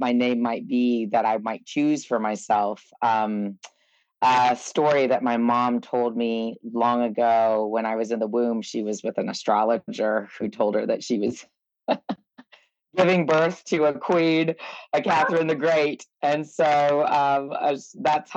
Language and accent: English; Georgia, United States; also born or lived in North Carolina / Ocmulgee Mounds, Georgia; I grew up in Georgia and in North Carolina